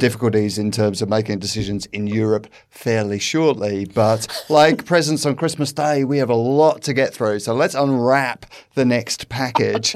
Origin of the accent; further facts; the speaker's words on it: United Kingdom; now in Australia; As a British person